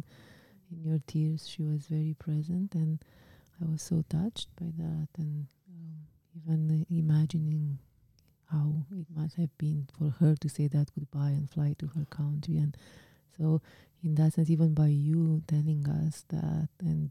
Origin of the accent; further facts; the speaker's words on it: Romania; moved away; my home country, in my country of origin, I guess you would call it, right? Like Romania.